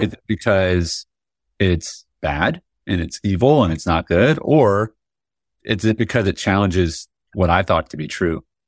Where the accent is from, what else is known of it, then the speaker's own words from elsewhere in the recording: United States; I was born in America, you know, I salute the flag, I say the pledge